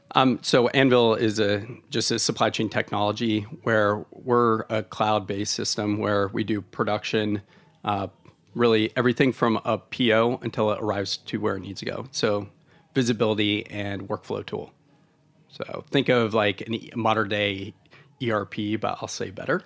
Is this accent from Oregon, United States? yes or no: yes; Oregon, United States; moved away; I'm from Oregon originally